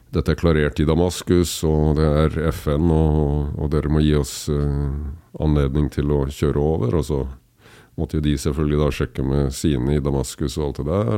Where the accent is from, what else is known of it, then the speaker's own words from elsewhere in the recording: Kragerø, Telemark, Norway; now in Kolbotn, Norway; født og oppvokst i Kragerø, men bor på Kolland